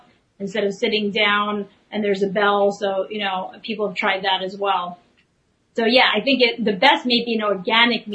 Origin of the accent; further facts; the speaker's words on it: New York, United States; also born or lived in Media, Pennsylvania; I'm a New Yorker.